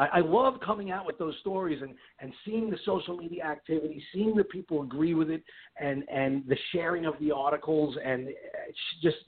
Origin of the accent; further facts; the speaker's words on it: New York, United States; moved away as an adult; now in West Palm Beach, United States; I come from New York, but I recently relocated to Florida, and that's where we are.